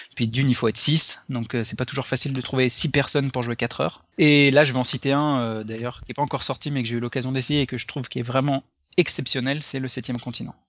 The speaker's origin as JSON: {"language": "French", "town": "Lyon", "region": "Auvergne-Rhône-Alpes", "country": "France", "tie": "born or raised there", "also_born_or_lived": "Paris", "moved": "as an adult", "said": "je suis originaire de Lyon"}